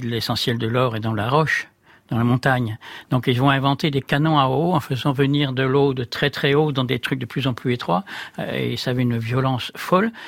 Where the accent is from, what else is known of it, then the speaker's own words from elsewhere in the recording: Brittany, France; du pays d'où je venais, de, ce bord de Bretagne